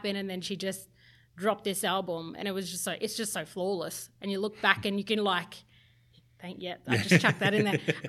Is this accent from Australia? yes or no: yes; North Queensland, Australia; moved away as an adult; also born or lived in Sydney; As an Indigenous girl growing up in North Queensland